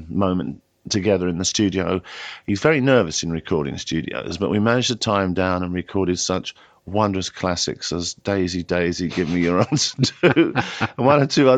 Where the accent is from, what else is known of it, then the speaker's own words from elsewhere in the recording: England, United Kingdom; I'm British first and English next.